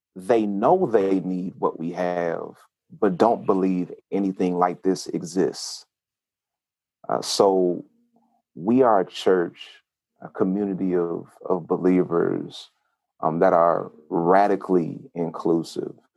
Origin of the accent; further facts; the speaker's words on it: Oakland, California, United States; moved away as an adult; also born or lived in Huntsville, Alabama / Atlanta; I'm a I'm a city kid raised in a country household because I was born in Oakland, California